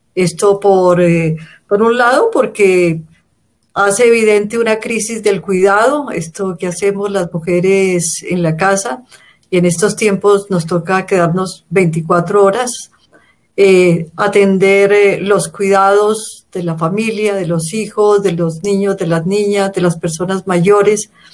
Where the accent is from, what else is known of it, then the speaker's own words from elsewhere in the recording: Colombia; soy de Colombia, vivo en Bogotá